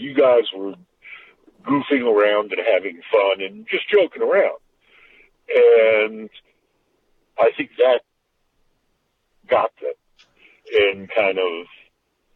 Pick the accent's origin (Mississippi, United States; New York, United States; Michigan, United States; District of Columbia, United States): New York, United States; New York City; I went to school in Brooklyn